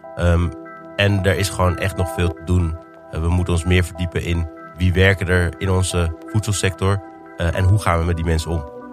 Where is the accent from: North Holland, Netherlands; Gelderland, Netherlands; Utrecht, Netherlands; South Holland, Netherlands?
North Holland, Netherlands; Amsterdam